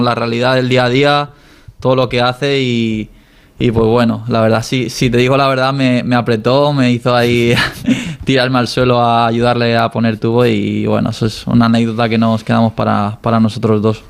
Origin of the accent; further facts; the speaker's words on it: Dénia, Valencian Community, Spain; moved away as an adult; reconocer a mi pueblo, a Denia